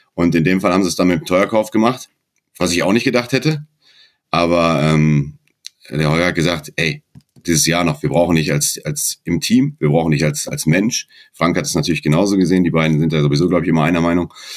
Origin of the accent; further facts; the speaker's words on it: Dortmund, North Rhine-Westphalia, Germany; now in Baden-Württemberg, Germany; ich bin kein Schwabe, ich bin gebürtiger Dortmunder